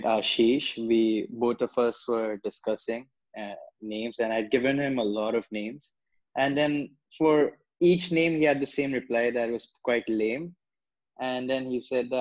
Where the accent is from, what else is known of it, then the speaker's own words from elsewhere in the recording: China; now in India; I'm from China